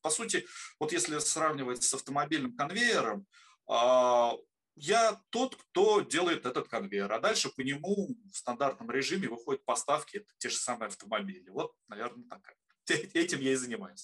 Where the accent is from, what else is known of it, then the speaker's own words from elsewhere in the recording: Obninsk, Kaluga Oblast, Russia; Родился в городе Обнинске, а, в славном Лукограде.